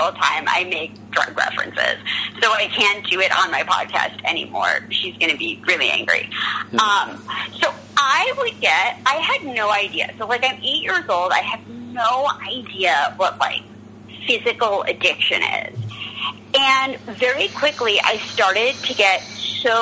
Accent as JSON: {"language": "English", "town": "New York City", "region": "New York", "country": "United States", "said": "I'm from New York, and I'm from, you know, the Upper East Side"}